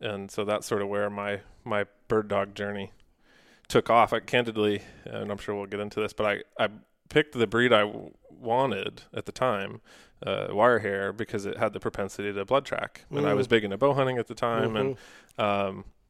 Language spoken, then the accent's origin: English; New England, United States; So I grew up in New England, in Massachusetts, in Connecticut, on a small family farm, and came to the outdoors through that. Grew up deer hunting.